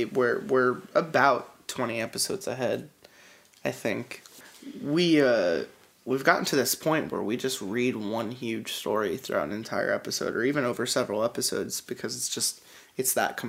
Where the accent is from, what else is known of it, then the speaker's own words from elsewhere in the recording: Allentown, Pennsylvania, United States; growing up in Allentown